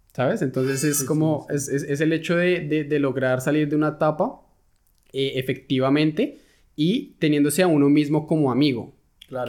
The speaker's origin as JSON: {"language": "Spanish", "country": "Colombia", "moved": "as an adult", "lives_now": "Germany", "said": "lo que yo he vivido, lo que se puede vivir en, Colombia"}